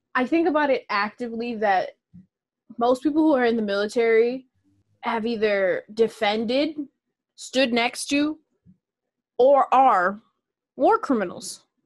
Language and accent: English; Minnesota, United States; I'm from Minnesota